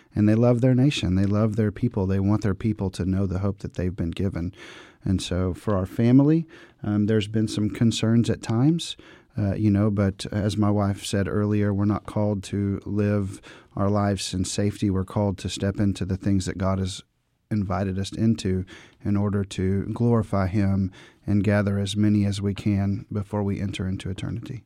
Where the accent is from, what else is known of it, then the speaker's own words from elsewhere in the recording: Dallas, Texas, United States; I grew up in the Dallas-Fort Worth, Texas area